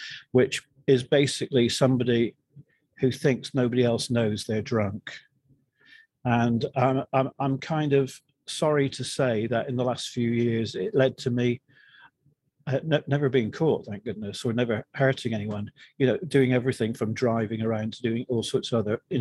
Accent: between Plymouth and Bristol, South West England, United Kingdom; moved away as an adult; now in New Jersey, United States; My home was based between Plymouth, if you know it, and Bristol

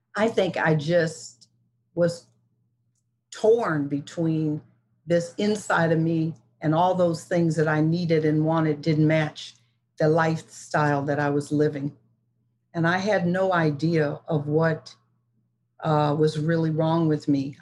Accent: Detroit, Michigan, United States; I was born in Detroit, Michigan, which was a political city of the 50s and the 60s and the 70s. I was lucky to be raised in such a place

